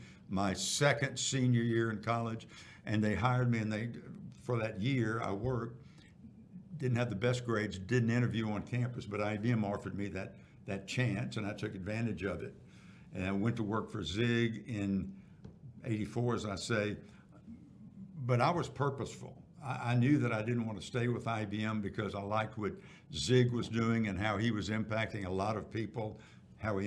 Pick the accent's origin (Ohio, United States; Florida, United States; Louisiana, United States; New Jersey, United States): Louisiana, United States; Baton Rouge; moved away as an adult; also born or lived in Dallas; I got to Dallas from Baton Rouge, where I'm from